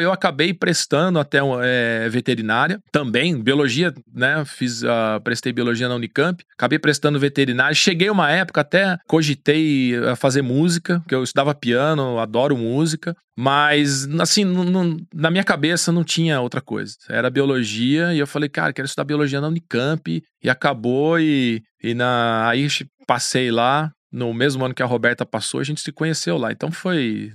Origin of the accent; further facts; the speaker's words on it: Campinas, São Paulo, Brazil; also born or lived in Foz do Iguaçu; eu nasci em Campinas, no meio da cidade, cara. Apesar de ter sido criado no meio da cidade